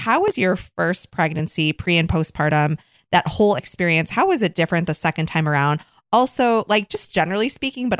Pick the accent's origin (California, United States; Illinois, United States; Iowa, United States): Illinois, United States; Oak Park; moved away; I'm from Oak Park